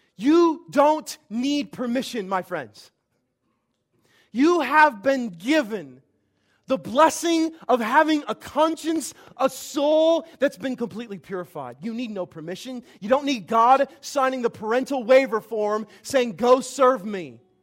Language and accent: English; Vandalia, Illinois, United States; my hometown, Vandalia, Illinois